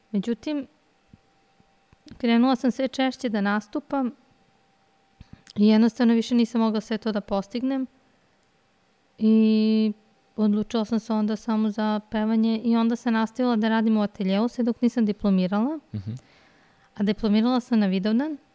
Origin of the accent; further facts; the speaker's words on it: Belgrade, Serbia; Kao rođena Beograđanka.